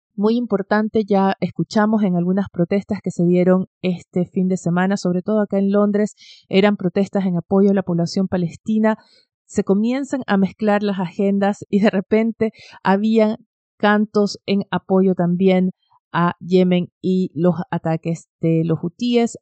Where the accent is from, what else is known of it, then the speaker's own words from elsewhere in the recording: Ecuador; now in Chile; en Ecuador, mi país natal